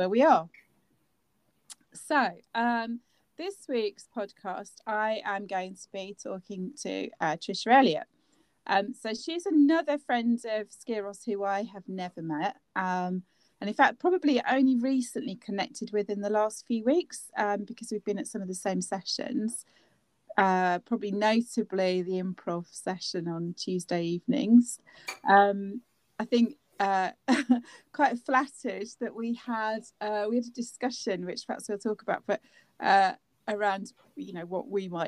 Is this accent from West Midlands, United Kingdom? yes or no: no; Cambridge, East of England, United Kingdom; I grew up in Cambridge as well